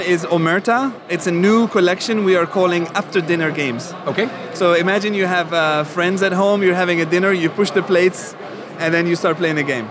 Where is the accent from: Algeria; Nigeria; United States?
Algeria; moved away; I was born in Algeria, so I didn't never learn German in school.